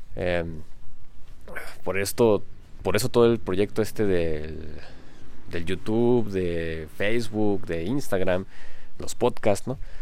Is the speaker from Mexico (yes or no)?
yes; Mexico; soy mexicano